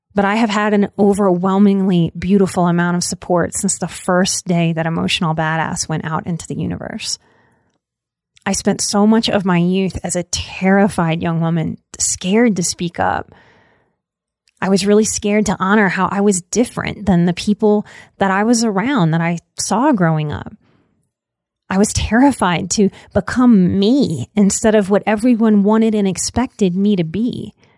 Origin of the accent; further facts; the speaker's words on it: Louisiana, United States; I'm, I'm from Louisiana